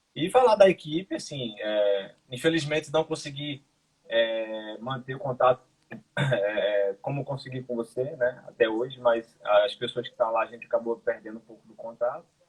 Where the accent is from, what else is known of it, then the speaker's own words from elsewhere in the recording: Brazil; moved away as an adult; also born or lived in Ireland; now in Portugal; Quando eu saí do Brasil